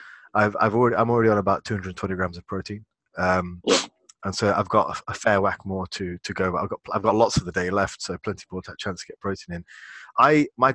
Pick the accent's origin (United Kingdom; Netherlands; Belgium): United Kingdom; England; As an Englishman